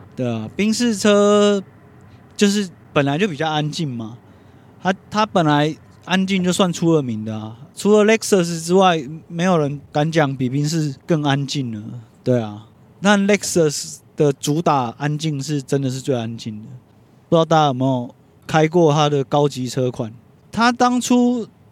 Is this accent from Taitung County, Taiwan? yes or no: no; Taipei, Taiwan; 小时候我是在天母长大的